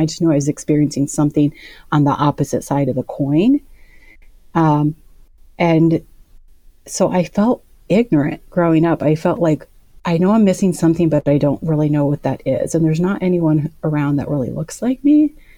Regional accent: Indianola, Iowa, United States; I grew up in Indianola, Iowa

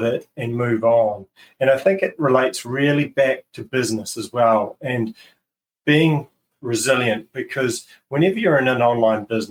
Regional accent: Christchurch, Canterbury, New Zealand; my hometown of Christchurch

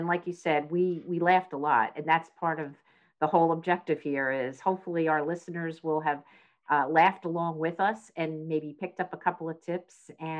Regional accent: New Jersey, United States; accent: Philly; I got the Philly accent too. I grew up in South Jersey

